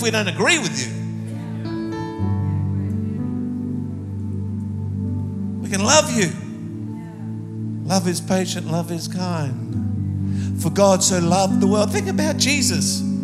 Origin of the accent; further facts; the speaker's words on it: Australia; I come from Australia